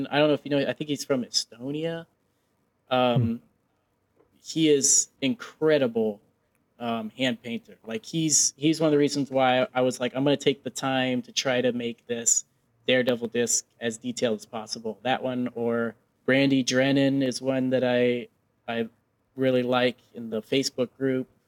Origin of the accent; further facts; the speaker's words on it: Nebraska, United States; Oh man, I love seafood, and I'm from Nebraska, so it's it's a struggle.